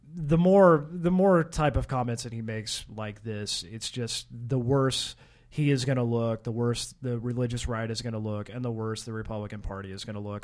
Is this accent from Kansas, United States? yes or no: yes; Kansas, United States; I was from Kansas